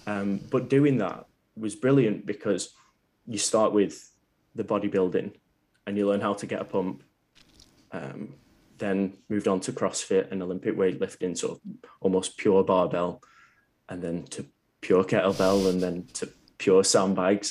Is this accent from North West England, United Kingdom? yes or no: yes; Preston, North West England, United Kingdom; a place called Preston. It's about half an hour from Manchester